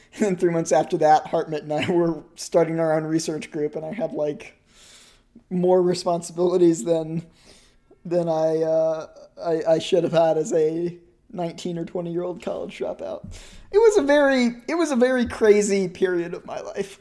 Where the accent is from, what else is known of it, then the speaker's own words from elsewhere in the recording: New England, United States; cold in New England as a kid